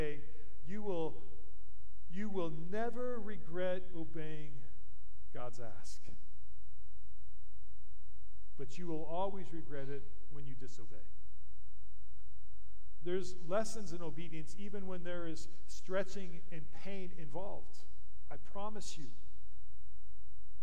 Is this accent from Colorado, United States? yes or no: yes; Colorado, United States; moved away as an adult; also born or lived in Goodland, Kansas / Topeka, Kansas; I grew up in Colorado.